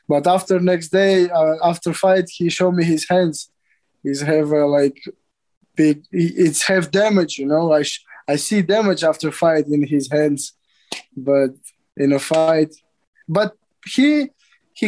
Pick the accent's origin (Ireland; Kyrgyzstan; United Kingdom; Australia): Kyrgyzstan; also born or lived in Kazakhstan; I born in Kazakhstan, in a village. But we moved to a city, to big city in Kyrgyzstan